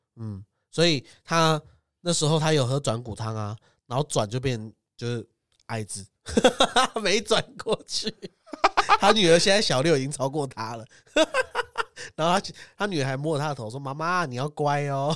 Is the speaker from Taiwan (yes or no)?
yes; Taiwan; 我们台湾人尺度超大